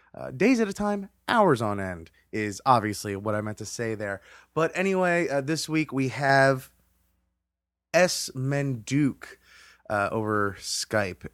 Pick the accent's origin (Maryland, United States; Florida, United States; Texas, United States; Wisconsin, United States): Florida, United States; Hollywood; very, very familiar to what I grew up in uh, down in Hollywood, Florida